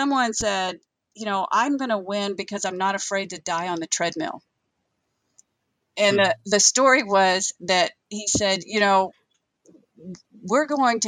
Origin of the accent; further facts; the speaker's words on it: Western Oklahoma, United States; growing up in Western Oklahoma